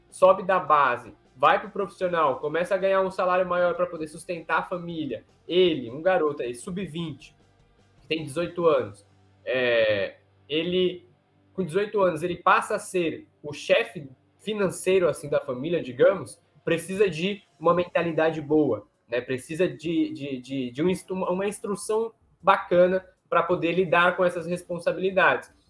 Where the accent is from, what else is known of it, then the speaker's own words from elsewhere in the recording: Alagoas, Brazil; now in Rio de Janeiro, Brazil; Eu sou de Alagoas